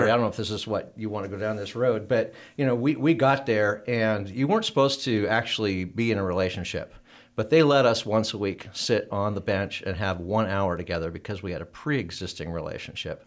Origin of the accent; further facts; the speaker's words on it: Oregon, United States; moved away; I was from Oregon